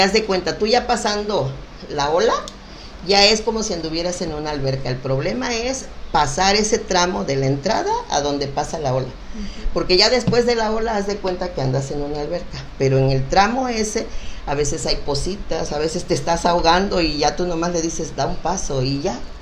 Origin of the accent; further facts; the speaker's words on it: Pie de la Cuesta, Guerrero, Mexico; also born or lived in Acapulco; Yo nací en Acapulco, en el hospital de Acapulco, pero vivo desde siempre ahí en pie de la cuesta